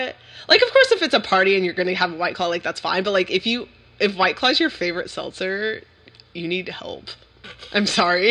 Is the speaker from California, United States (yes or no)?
yes; California, United States; we're from California